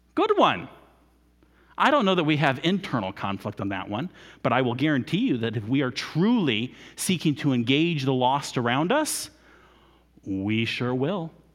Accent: United States; we're Americans

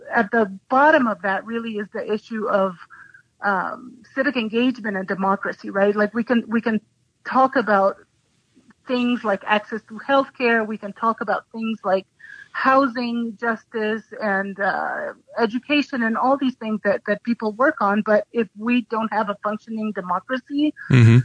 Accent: Ecuador; also born or lived in Santa Fe, New Mexico; now in New Mexico, United States; I grew up in Ecuador.

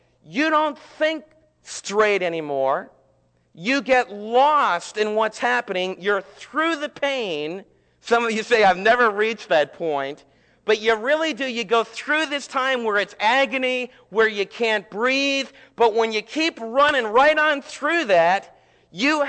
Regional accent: United States; as American believers and American citizens

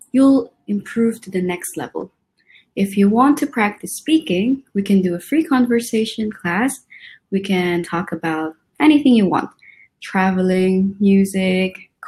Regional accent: Philippines; moved away as an adult; also born or lived in Tokyo, Japan; I'm from the Philippines

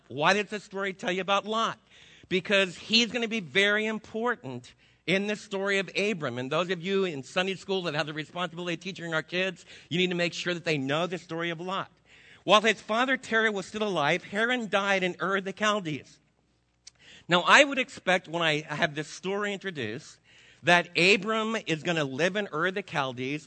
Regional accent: New Jersey, United States; moved away as an adult; also born or lived in Brooklyn, New York; now in Texas, United States; I wasn't born in Texas. I was born in New Jersey with the water

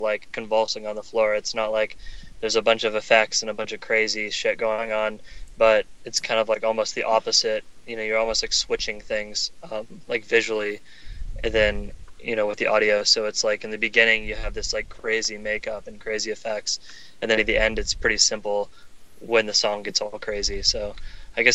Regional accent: the South, United States; I grew up in the South

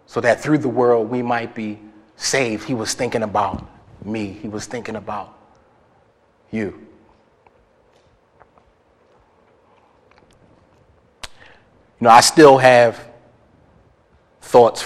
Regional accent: Philadelphia, Pennsylvania, United States; I'm from Philly. And the type of neighborhood that I grew up in, it required a lot of fighting

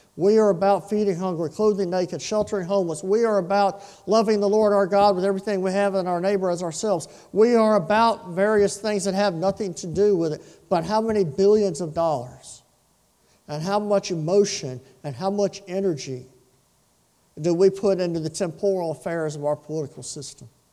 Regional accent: Lake Charles, Louisiana, United States; When I was a boy, growing up in South Lake Charles

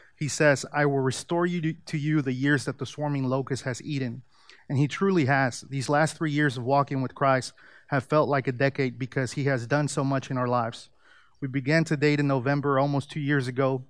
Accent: Mexico City, Mexico; moved away; I was born in Mexico City, and most of my family is Catholic. I grew up attending church

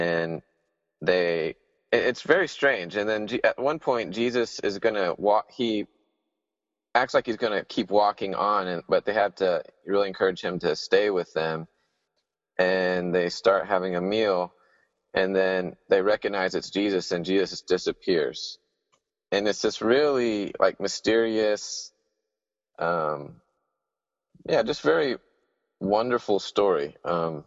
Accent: Huntsville, Alabama, United States; moved away as an adult; now in Sewanee, United States; I'm from Huntsville, Alabama

